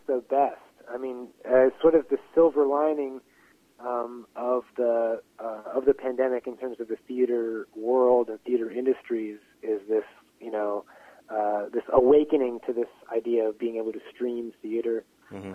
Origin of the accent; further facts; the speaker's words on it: Pittsburgh, Pennsylvania, United States; I'm from right outside Pittsburgh city limits